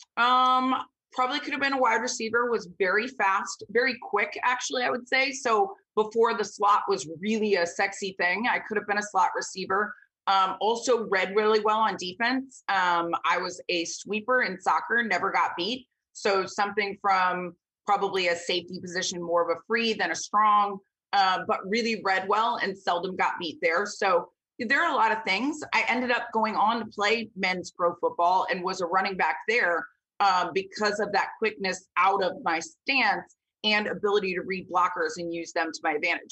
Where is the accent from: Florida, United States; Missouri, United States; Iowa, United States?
Florida, United States; Vero Beach; I was born and raised in Vero Beach, Florida.